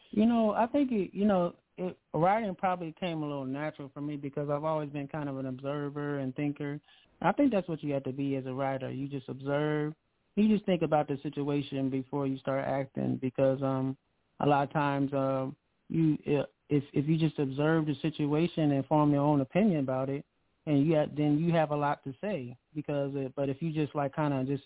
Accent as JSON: {"language": "English", "town": "Akron", "region": "Ohio", "country": "United States", "said": "I'm from Akron, Ohio. So yeah, I'm, I'm actually in Akron, Ohio right now."}